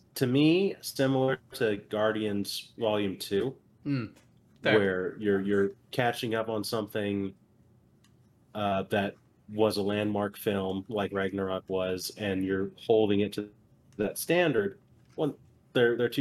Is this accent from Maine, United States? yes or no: no; California, United States; moved away; my hometown in California